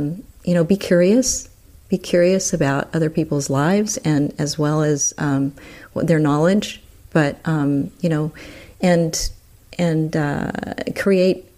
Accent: Texas, United States; moved away; growing up in Texas, which was not easy at that time

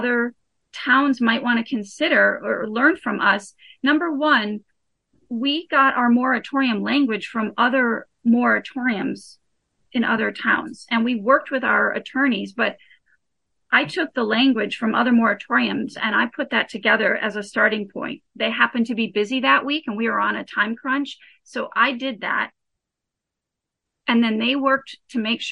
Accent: Bar Harbor, Maine, United States; also born or lived in Illinois; I grew up in Bar Harbor. My family were transplants, so we'll always be from away from Illinois. But I did move to Bar Harbor in the late 1980s. And as a child

